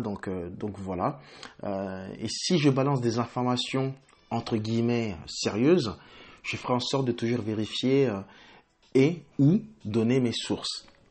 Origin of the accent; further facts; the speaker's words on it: Île-de-France, France; moved away as an adult; also born or lived in Congo / England; now in United Kingdom; je suis d'origine congolaise. et de nationalité française où j'ai grandi à la Grenoble et plus exactement dans les quatre-vingt-treize